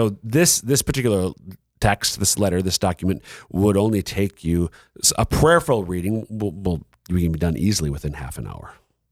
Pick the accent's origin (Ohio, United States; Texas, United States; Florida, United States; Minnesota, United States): Minnesota, United States; But I'm being from Minnesota, we don't have the closest it comes, I think, intrastate rivalry is hockey between the University of Minnesota, the Golden Gophers, and the Bulldogs of UMD.